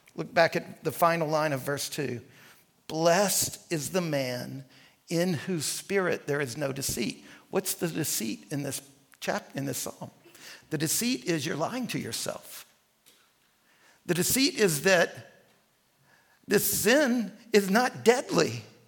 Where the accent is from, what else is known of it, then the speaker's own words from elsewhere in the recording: rural North Central Louisiana, United States; also born or lived in New Orleans, Louisiana; We moved from New Orleans to rural Louisiana.